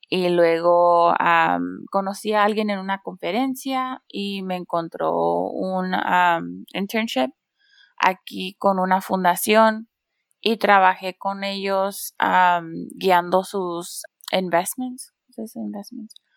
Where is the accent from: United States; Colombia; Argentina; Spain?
United States; San Diego, California; also born or lived in Tijuana, Mexico / Washington, D.C.; yo crecí en San Diego, California y ah, por un tiempo viví en Tijuana